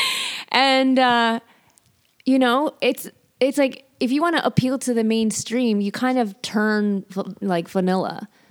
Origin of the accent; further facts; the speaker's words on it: Chicago, Illinois, United States; I'm from Chicago